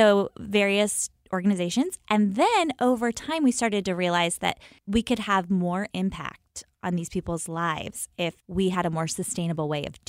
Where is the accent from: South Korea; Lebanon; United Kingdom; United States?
United States; the Carolinas; moved away as an adult; also born or lived in Washington; We're from the Carolinas.